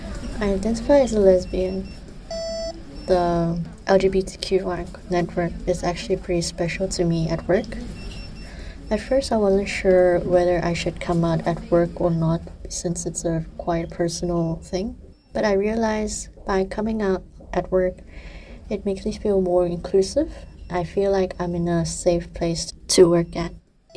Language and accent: English; Hong Kong; I'm from Hong Kong.